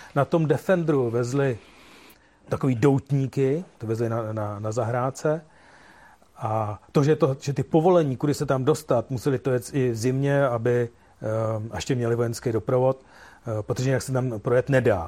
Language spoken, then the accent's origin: Czech; Czechia; jsem jsem z Čech